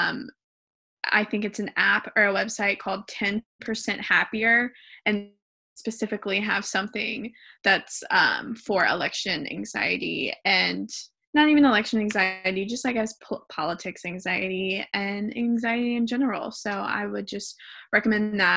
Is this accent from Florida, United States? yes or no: no; Alabama, United States; accent: Alabama; I'm going to stick to my Alabama accent.